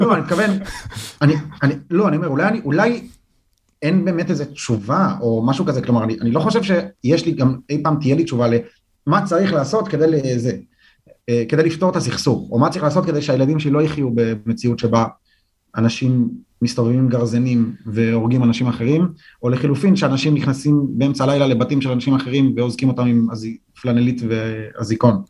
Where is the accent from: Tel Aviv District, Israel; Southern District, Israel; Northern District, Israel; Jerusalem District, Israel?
Jerusalem District, Israel; Jerusalem; אני גדלתי ברחוב כובשי קטמון